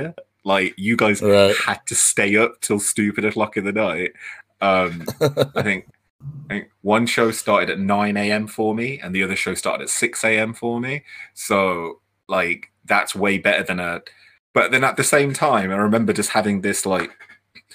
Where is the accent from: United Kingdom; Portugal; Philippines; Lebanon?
United Kingdom; I was like, UK